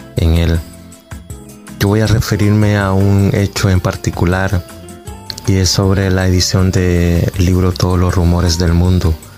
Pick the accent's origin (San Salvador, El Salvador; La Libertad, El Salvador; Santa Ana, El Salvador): La Libertad, El Salvador; Quezaltepeque; soy de Quesaltepeque